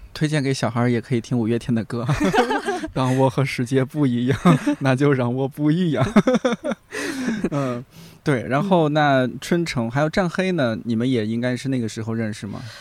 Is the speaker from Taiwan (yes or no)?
no; Shanxi, China; moved away; 我们三晋大地，人杰地灵啊